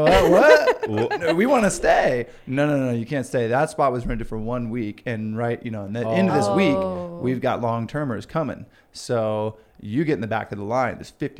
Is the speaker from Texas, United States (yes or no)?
yes; Houston, Texas, United States; now in Boise, United States; Because I came from Houston. It's a big city.